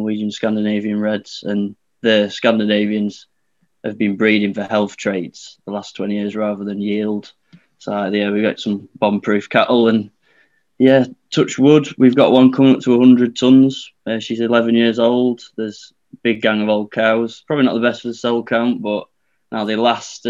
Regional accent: north Lancashire coast, North West England, United Kingdom; Right at the top of Lancashire on the coast. You can see Blackpool Tower South, the Lake District North, and the Yorkshire Dales are behind us.

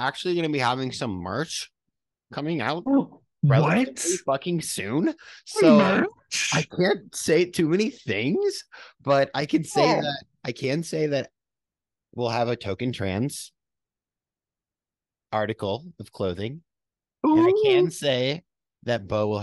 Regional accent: New York, United States; moved away; I was born in a different state than here. So I had to like reach out to New York to get my like birth certificate changed

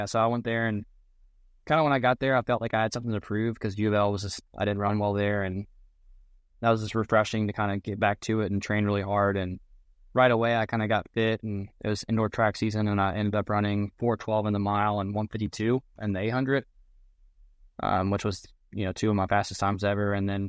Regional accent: Kentucky, United States; But I grew up in the South End, Chris, so I definitely used to that.

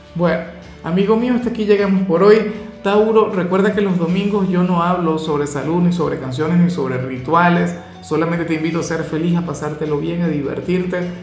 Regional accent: Venezuela; mi país, Venezuela

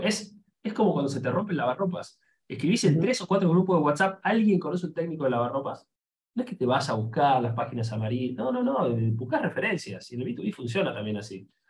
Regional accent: Argentina; nosotros somos de Argentina, y lamentablemente sonamos feo afuera

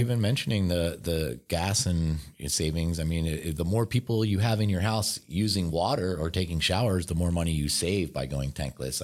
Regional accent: Philadelphia, Pennsylvania, United States; now in Southern California, United States; I'm from Philadelphia

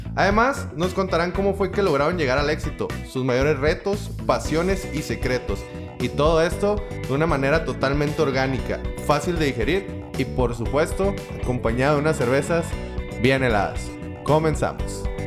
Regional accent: Mexico; como buen mexicano

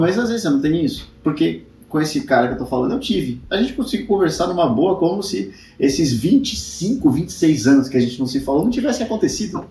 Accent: São Paulo, Brazil; also born or lived in Guarulhos; Então eu morava na bem extremo zona norte, estudava em Santana, que é longe, depois eu fui morar em Guarulhos, agora eu tô aqui na zona oeste

